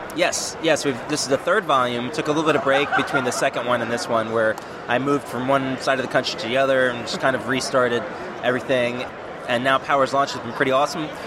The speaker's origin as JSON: {"language": "English", "region": "East Coast", "country": "United States", "moved": "as an adult", "lives_now": "Northwest, United States", "said": "I'm from the East Coast"}